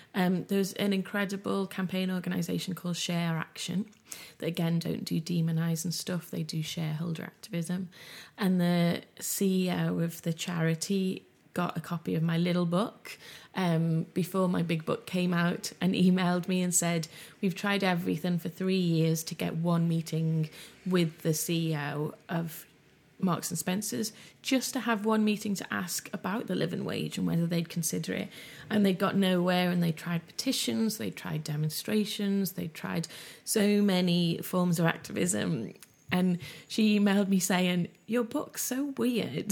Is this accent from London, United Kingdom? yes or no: no; Liverpool, North West England, United Kingdom; I grew up in West Everton in Liverpool in the eighties in a very low-income area